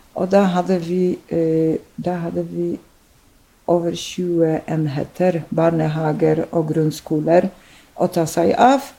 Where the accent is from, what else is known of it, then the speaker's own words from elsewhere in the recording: Poland; Norwegian is a second language; moved away as an adult; also born or lived in Drammen, Norway; now in Norway; jeg eh, er født og oppvokst i Polen og eh, kom til Norge som en voksen person ganske voksen dame, mm. over 30